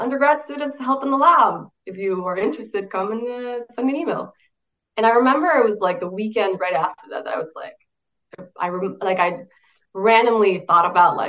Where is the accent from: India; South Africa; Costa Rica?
Costa Rica; San José; moved away as an adult; now in United States; I'm originally from San Jose, Costa Rica, in Latin America, above Panama